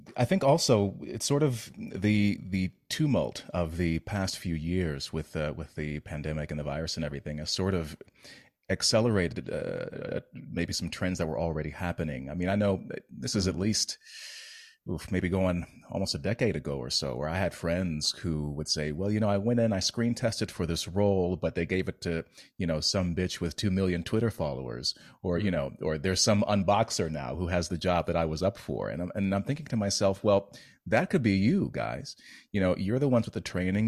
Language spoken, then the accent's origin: English; United States; as an American